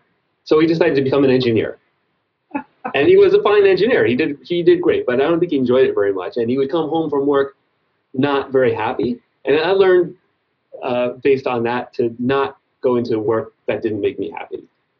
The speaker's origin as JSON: {"language": "English", "region": "New York", "country": "United States", "tie": "born or raised there", "said": "I was born in New York City, but we moved to kind of a rural part of Long Island when I was young, and we had woods that I would go through every day"}